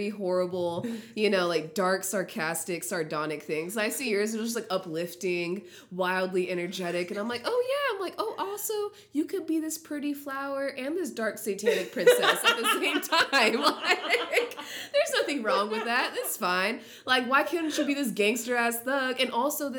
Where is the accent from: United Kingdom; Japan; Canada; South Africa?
Japan; Naha, Okinawa; I'm from Okinawa, Chitan, Naha, and wow, I'm actually very proud to say